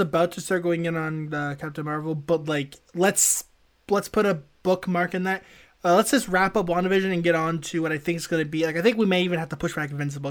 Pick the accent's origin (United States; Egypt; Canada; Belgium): Canada; a Canadian citizen who doesn't wanna be taken away from my family